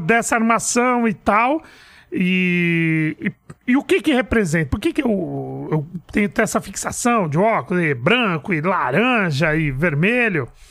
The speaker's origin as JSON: {"language": "Portuguese", "region": "São Paulo", "country": "Brazil", "tie": "born or raised there", "said": "Eu nasci em São Paulo mesmo, num bairro de periferia chamado Perus"}